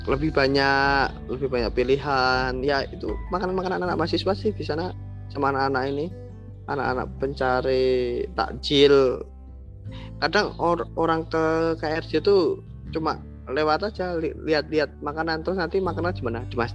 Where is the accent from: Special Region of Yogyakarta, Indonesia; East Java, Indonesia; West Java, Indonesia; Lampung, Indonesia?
Special Region of Yogyakarta, Indonesia; Yogyakarta; menurut kita orang Jogja sebenarnya uh, eh, dari dua tahun yang lalu kita pun udah ke sana